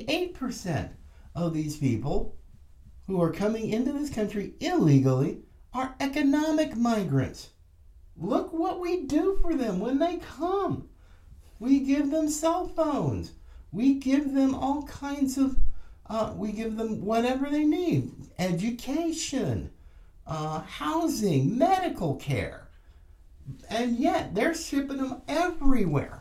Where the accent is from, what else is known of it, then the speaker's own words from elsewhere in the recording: United States; also born or lived in Florida; we, as Americans